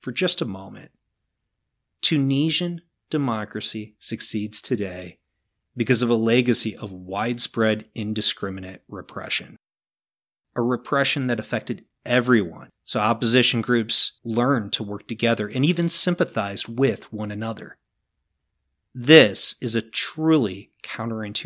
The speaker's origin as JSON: {"language": "English", "country": "United States", "said": "As an American"}